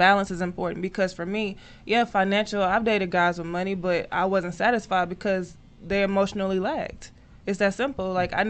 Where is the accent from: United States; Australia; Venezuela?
United States; Dallas, Texas; I grew up in the hood. I grew up in Oak Cliff.